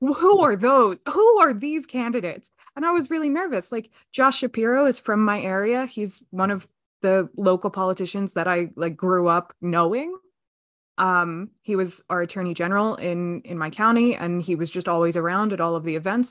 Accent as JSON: {"language": "English", "region": "Pennsylvania", "country": "United States", "said": "I'm extremely proud to be a Pennsylvanian"}